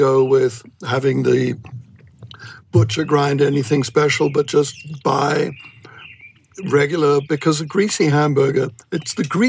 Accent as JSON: {"language": "English", "country": "Germany", "moved": "yes", "said": "I'm from Germany."}